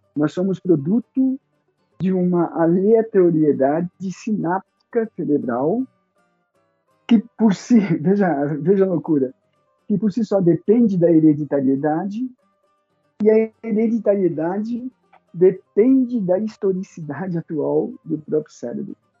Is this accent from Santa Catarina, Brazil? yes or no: no; São Paulo, Brazil; moved away as an adult; now in Caieiras, Brazil; Eu nasci em São Paulo, Paulo na cidade, na capital de São Paulo, sou paulistano